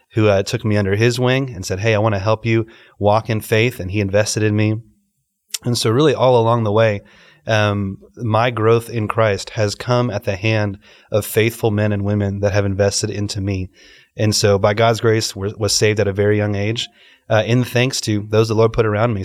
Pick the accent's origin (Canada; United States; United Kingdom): United States; Dallas, Texas; moved away as an adult; also born or lived in Los Angeles / Delhi, India; now in Dubai, United Arab Emirates; born in Los Angeles, grew up in Dallas